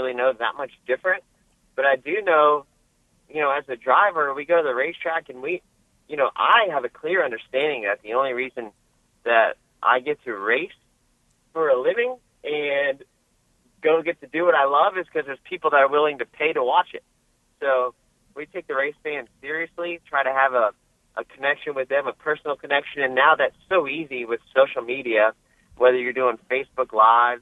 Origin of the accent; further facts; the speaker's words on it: Florida, United States; now in North Carolina, United States; we're from Florida